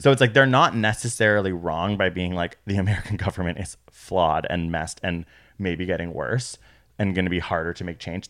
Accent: Canada; We're from Canada.

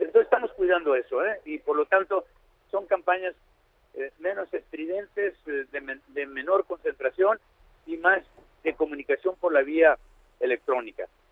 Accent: Badiraguato, Sinaloa, Mexico; also born or lived in Culiacán; Soy de Badiraguato

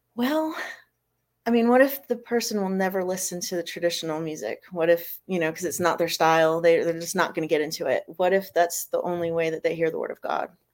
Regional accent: Florida, United States; moved away as an adult; also born or lived in Fall River, Massachusetts; now in South Carolina, United States; originally from Massachusetts and then I grew up in Florida and then I moved here to South Carolina about seven years ago.

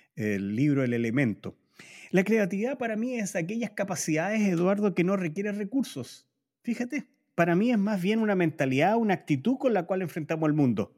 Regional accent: Chile; los chilenos

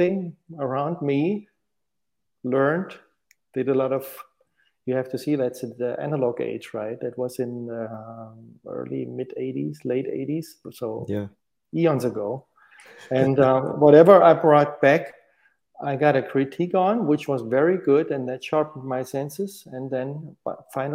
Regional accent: Stuttgart, Baden-Württemberg, Germany; moved away as an adult; now in Munich, Germany; I grew up in Stuttgart

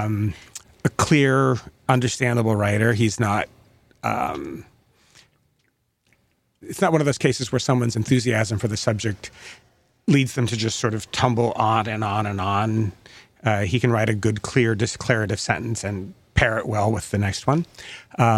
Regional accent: Oregon, United States; moved away; When I was growing up in Oregon

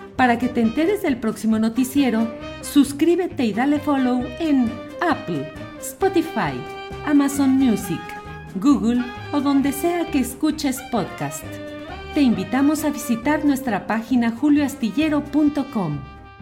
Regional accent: Temacapulín, Jalisco, Mexico; vengo de la comunidad de Temacapulín

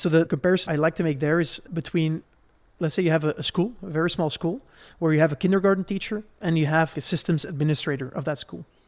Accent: Belgium; Where I grew up in Belgium

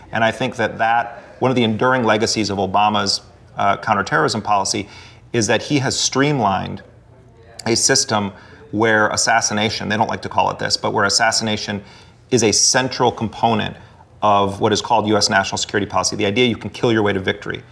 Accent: Milwaukee, Wisconsin, United States; born or raised there; moved away as an adult

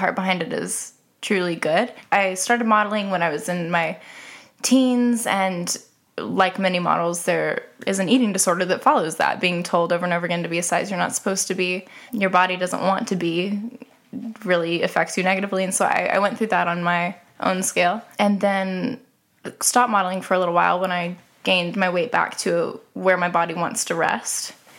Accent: Snyder, Oklahoma, United States; I grew up in Snyder, Oklahoma

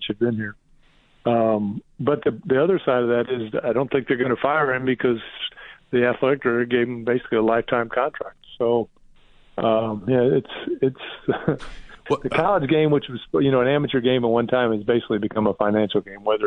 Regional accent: Indiana, United States; I'm from Indiana

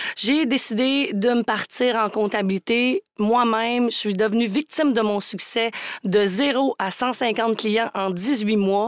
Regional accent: Charlevoix, Quebec, Canada; moved away; Quand j'étais jeune, moi, j'étais vraiment la petite fille de région. Je viens de Charlevoix

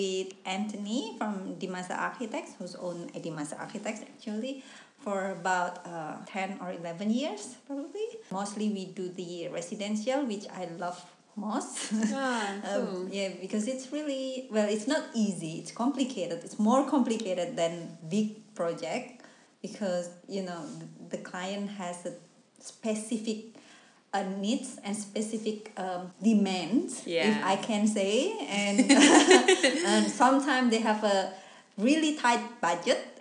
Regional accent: Indonesia; English is a second language; moved away as an adult; now in Melbourne, Australia; I came from Indonesia. I actually live in a small town

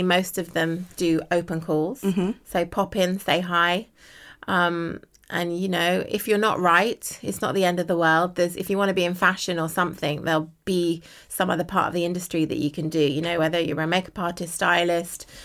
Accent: United Kingdom; I'm a British model.

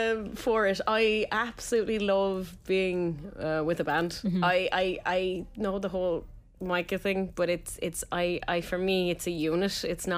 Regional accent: Tipperary, Munster, Ireland; Like, yeah, from Tip.

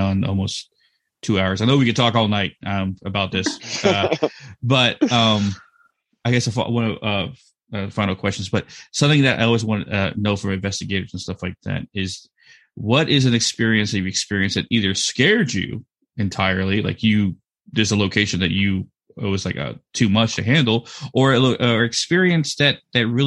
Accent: Texas, United States; this is a ranch I grew up on in Texas

